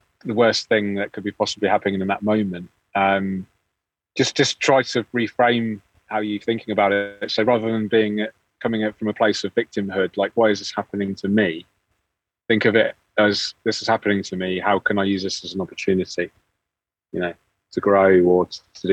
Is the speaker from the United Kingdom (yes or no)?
yes; England, United Kingdom; being English